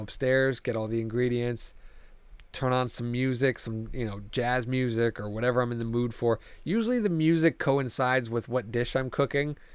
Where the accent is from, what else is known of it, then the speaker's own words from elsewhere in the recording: New Haven, Connecticut, United States; I come from the New Haven area, so pizza is like mm. what we're fucking known for around here.